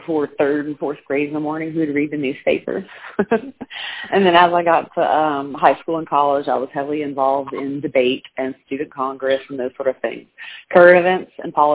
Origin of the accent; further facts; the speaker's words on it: Judice, Louisiana, United States; also born or lived in Ossun, Louisiana; I grew up in Judice, Louisiana, which is a very small rural community just outside of Lafayette